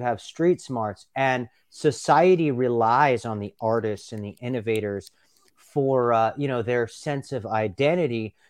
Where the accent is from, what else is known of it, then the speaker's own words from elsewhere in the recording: Los Angeles, California, United States; I grew up in Los Angeles in the nineteen nineties